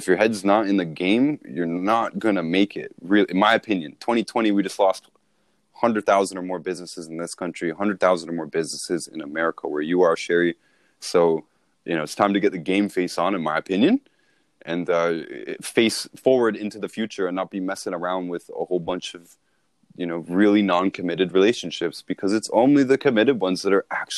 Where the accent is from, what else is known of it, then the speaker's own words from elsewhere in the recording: Toronto, Ontario, Canada; I grew up in Toronto